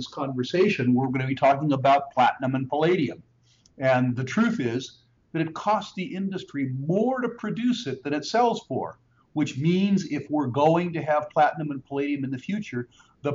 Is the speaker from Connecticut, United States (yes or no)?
no; California, United States; when I was growing up in California